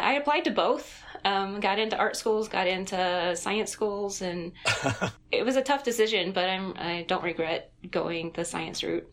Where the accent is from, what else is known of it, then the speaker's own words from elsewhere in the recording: Greensboro, North Carolina, United States; Greensboro, North Carolina